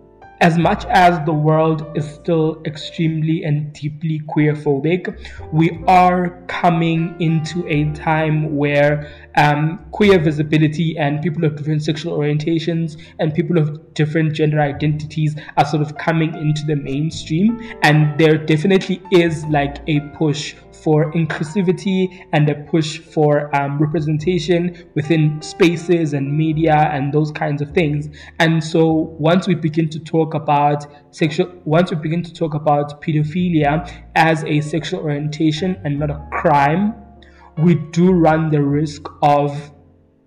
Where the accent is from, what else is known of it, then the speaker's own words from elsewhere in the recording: East Rand of Johannesburg, Gauteng, South Africa; I grew up in two different townships in the East Rand of Johannesburg growing up